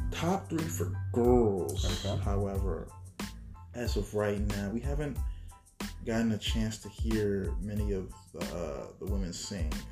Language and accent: English; Texas, United States; I'm different. I'm from Texas.